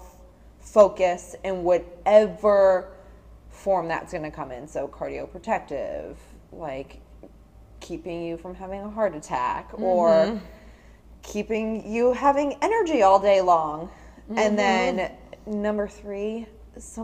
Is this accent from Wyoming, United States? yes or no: no; New Jersey, United States; I'm from Jersey. And I'm an ER nurse